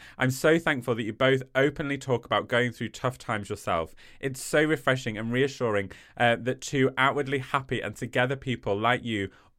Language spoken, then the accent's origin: English; East of England, United Kingdom; I'm from Norfolk, so feel free to read it in an accent, although I don't think I have one.